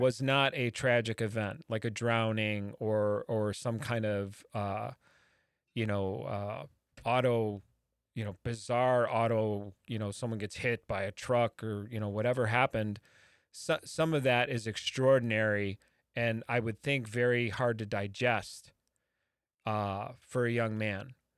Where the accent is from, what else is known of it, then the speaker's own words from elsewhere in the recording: Midwest, United States; a Midwesterner like myself